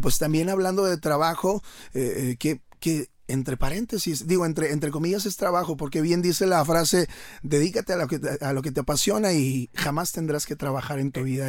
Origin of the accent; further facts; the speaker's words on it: León, Guanajuato, Mexico; moved away as an adult; now in Monterrey, Mexico; soy oriundo de León, Guanajuato